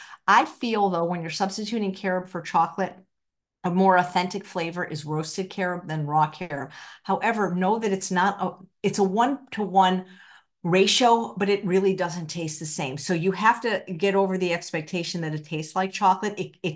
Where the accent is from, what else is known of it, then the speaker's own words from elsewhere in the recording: Philadelphia, Pennsylvania, United States; Goldenberg peanut chews were a favorite of mine growing up in Philadelphia.